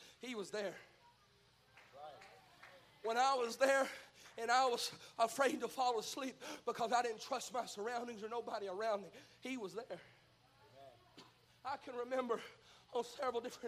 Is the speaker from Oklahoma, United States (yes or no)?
no; Mississippi, United States; I speak in double negatives. I'm from Mississippi.